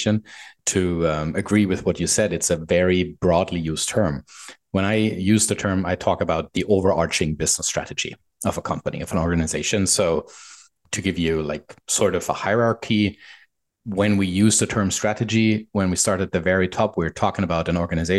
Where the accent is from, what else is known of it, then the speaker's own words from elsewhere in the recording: Germany; moved away as an adult; now in Vancouver, Canada; I'm a German guy living in Vancouver, Canada. Moved here about 3 years ago.